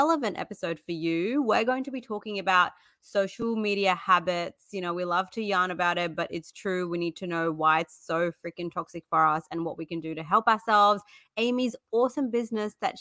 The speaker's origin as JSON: {"language": "English", "region": "South India", "country": "India", "said": "I'm actually from South India too"}